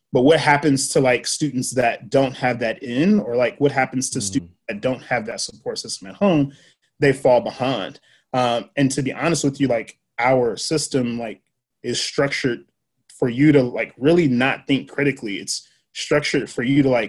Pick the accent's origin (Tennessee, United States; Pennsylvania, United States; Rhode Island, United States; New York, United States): Tennessee, United States; Nashville; I grew up in Antioch. So I went to Antioch Public School or Nashville Public Schools, J.E. Moss, JFK, Antioch High School.